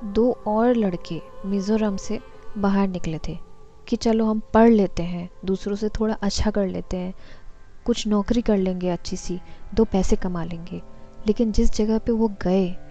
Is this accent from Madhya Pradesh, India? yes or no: no; Assam, India; moved away; जब से मैं नॉर्थ ईस्ट से बाहर कदम रखा है